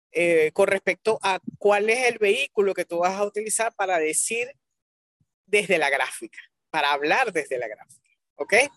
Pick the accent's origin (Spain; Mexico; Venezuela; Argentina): Venezuela; me siento orgullosa por venezolana